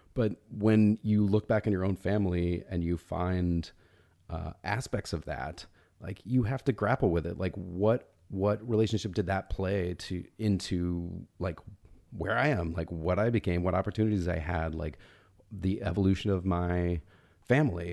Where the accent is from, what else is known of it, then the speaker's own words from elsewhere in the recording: Atlanta, Georgia, United States; moved away; I grew up in Atlanta. My parents are both from Alabama.